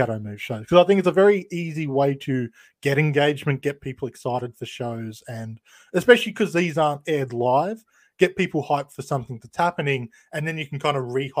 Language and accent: English; Australia; being an Australian